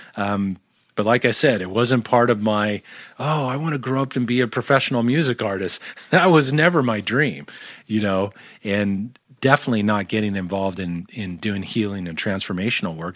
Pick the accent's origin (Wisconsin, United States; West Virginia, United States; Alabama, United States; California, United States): California, United States; Tustin; also born or lived in North Hollywood, California; born in, born in North Hollywood and, and raised in Tustin, California